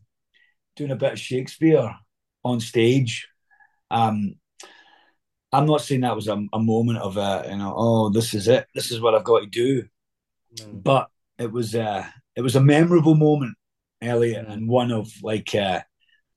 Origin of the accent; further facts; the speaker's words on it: Scotland, United Kingdom; accent: Scottish; just doing it in my own accent. So it was like a Scottish Benedict